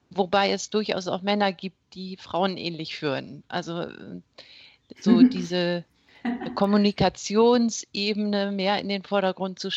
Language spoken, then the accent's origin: German; Wittmund, Lower Saxony, Germany; also born or lived in Esens; Ja, ich bin Ostfriesin. Ich komme aus Wittmund, da bin ich geboren und äh, so mit 13 sind wir dann nach Esens gezogen ist auch aus Friesland. Also ich bin geboren und aufgewachsen in Ostfriesland.